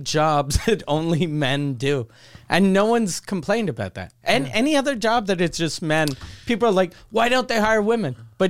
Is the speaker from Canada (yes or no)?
yes; Canada; since we're Canadian